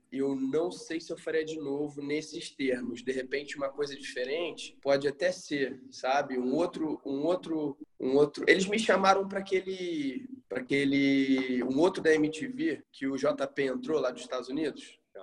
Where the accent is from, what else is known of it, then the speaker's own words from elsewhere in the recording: Rio de Janeiro, Brazil; eu sou carioca